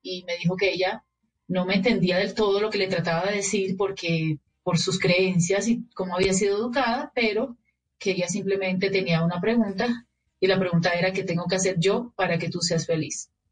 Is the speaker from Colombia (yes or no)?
yes; Barranquilla, Atlántico, Colombia; yo de mi tierra no voy a hablar mal jamás, pero los barranquilleros nos damos esos permisos